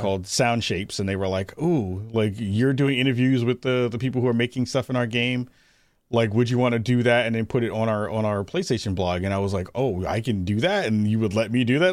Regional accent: New York City, New York, United States; I'm originally from the Bronx, uh, Bronx, New York

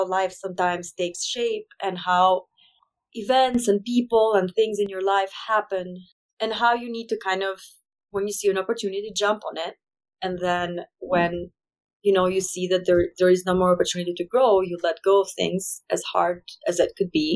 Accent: Albania; English is a second language; moved away as an adult; now in Wyoming, United States; I come from a very small country with 3 million people total.

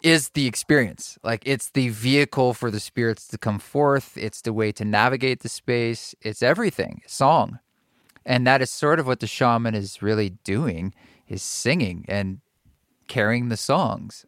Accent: Oregon, United States; I grew up in Oregon

